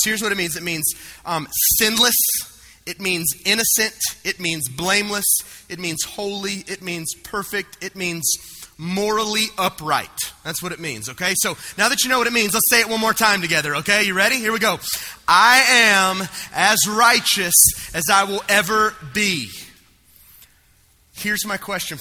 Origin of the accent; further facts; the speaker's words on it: the South, United States; I grew up right here in the South